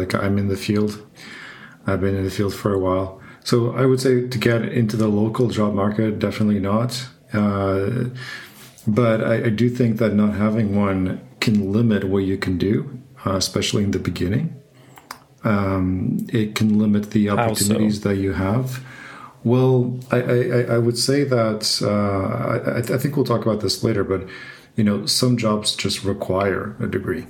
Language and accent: English; Portugal; now in Berlin, Germany; I'm from Portugal